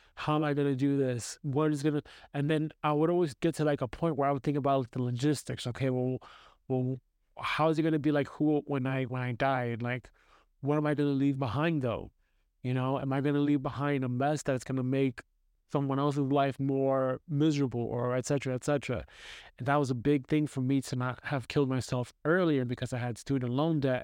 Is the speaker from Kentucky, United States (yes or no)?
no; New York City, New York, United States; moved away as an adult; growing up in Brooklyn, New York, with a single mom